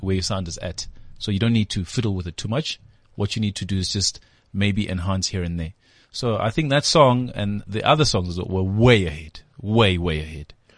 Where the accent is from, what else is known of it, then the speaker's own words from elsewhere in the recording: Durban, KwaZulu-Natal, South Africa; moved away as an adult; now in Johannesburg, South Africa; I grew up in Durban, Guamashu